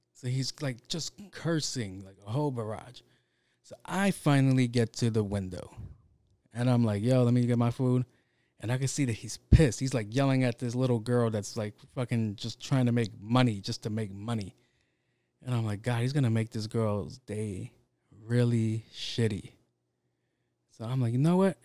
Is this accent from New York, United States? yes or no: yes; New York City, New York, United States; I grew up in Jamaica, Queens